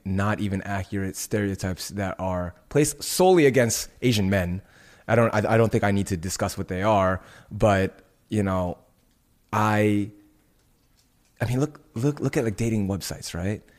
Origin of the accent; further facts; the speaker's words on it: Indonesia; moved away; my home country of Indonesia